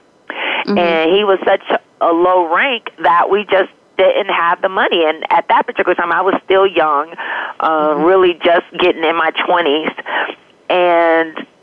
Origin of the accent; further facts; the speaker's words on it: Detroit, Michigan, United States; I was born and raised in Detroit, Michigan